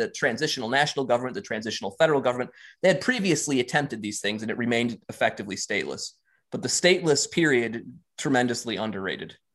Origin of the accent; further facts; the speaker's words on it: Austria; English is a second language; native Ger- uh, native Austrian. I'm, I'm writing English as a second language, and there's some long ass sentences here